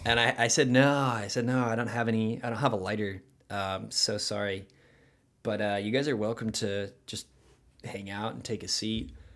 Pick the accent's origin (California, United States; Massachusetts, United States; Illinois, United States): California, United States; Huntington Beach; accent: rad accent; Hometown is Huntington Beach